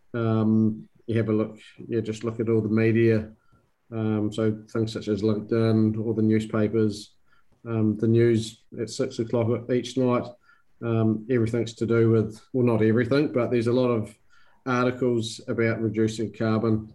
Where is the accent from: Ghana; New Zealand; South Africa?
New Zealand; now in Sydney, Australia; I'm a New Zealander